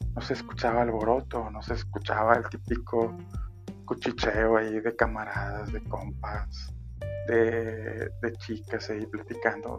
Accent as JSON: {"language": "Spanish", "town": "Monterrey", "region": "Nuevo León", "country": "Mexico", "said": "yo soy de Monterrey y Monterrey es una ciudad 100% industrial"}